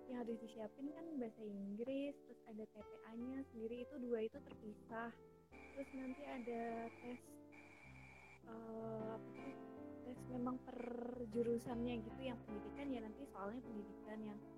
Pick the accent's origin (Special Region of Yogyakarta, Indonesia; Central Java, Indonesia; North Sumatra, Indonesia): Special Region of Yogyakarta, Indonesia; Yogyakarta; Karena uh, di Jogja semua, jadi aku asli Jogja dan aku tidak boleh kemana-mana